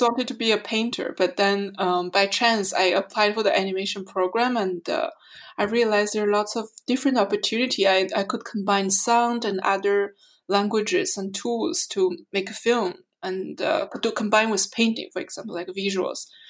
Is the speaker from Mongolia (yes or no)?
yes; Mongolia; also born or lived in Montreal, Canada; now in Berlin, Germany; I'm a Canadian artist from Montreal, um, originally from Mongolia.